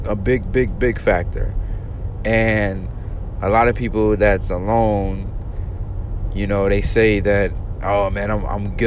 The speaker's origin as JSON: {"language": "English", "region": "Arkansas", "country": "United States", "tie": "born or raised there", "said": "my hometown team, Arkansas"}